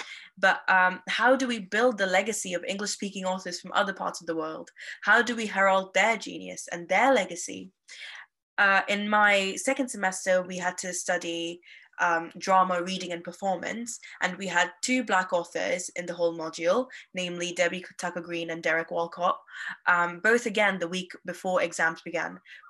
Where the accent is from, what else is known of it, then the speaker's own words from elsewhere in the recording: Nigeria; As I'm an Indian student who grew up in Nigeria, my love for literature stems from its ability to preserve identities